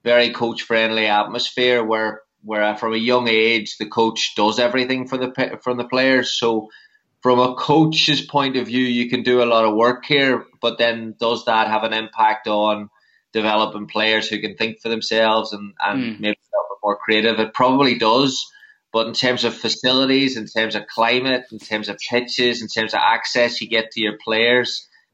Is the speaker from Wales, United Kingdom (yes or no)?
no; Northern Ireland, United Kingdom; now in Chicago, United States; I'm originally from Northern Ireland. I'm based in Chicago here